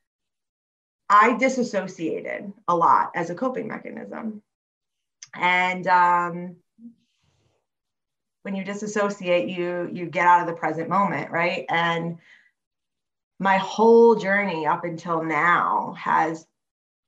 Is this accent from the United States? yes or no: yes; Monmouth County area, New Jersey, United States; also born or lived in Staten Island, New York; I grew up in New Jersey. I was like born in Staten Island, moved here when I was about 5 years old, and I've been here ever since. So, yeah. In like the Monmouth County area